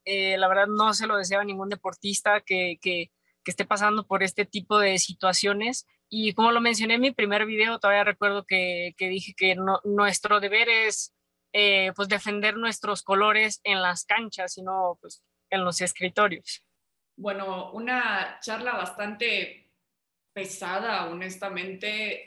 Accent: Mexico; como mexicanos

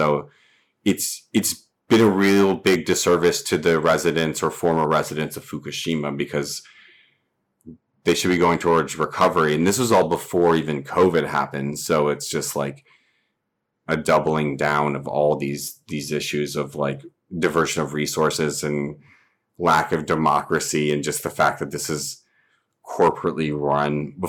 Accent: the South, United States; now in Los Angeles, United States; I'm from the South as well. And so and I run hot in general, but I'm from a very humid fucking climate.

